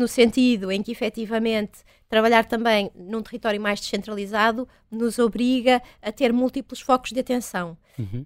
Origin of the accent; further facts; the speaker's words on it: Vila Nova de Famalicão, Norte, Portugal; eu sou do Val do Ave, né? sou de Vila Nova de Famalicão